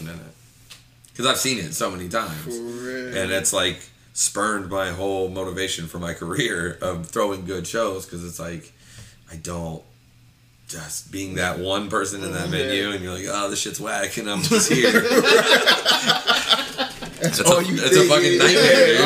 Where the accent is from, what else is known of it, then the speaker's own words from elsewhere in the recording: Lancaster, Ohio, United States; moved away as an adult; now in Columbus, United States; I'm from Lancaster, Ohio.